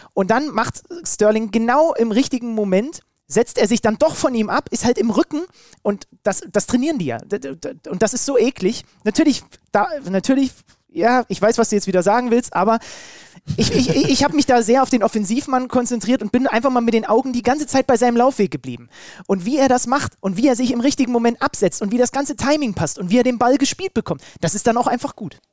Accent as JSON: {"language": "German", "country": "Germany", "said": "als Deutscher"}